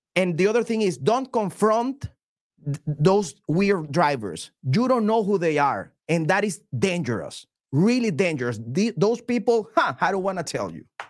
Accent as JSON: {"language": "English", "country": "Venezuela", "second_language": "English", "moved": "yes", "lives_now": "United States", "said": "I'm from Venezuela"}